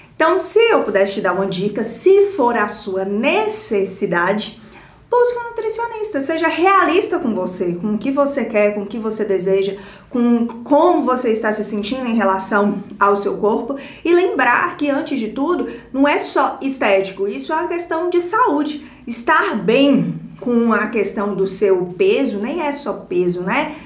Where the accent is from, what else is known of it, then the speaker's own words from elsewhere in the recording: Montes Claros, Minas Gerais, Brazil; moved away as an adult; da minha cidade natal, que é Montes Claros, a minha cidade natal